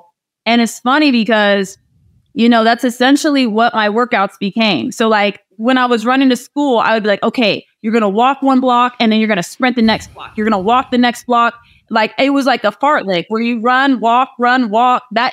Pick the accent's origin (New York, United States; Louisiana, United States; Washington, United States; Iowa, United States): Iowa, United States; moved away as an adult; I grew up in Iowa. I walked to school, ran to school every day